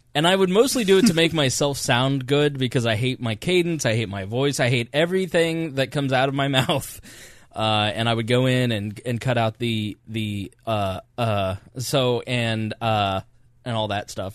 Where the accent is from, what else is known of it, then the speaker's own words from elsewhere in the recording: United States; I am proud to be an American and I'm glad that I am American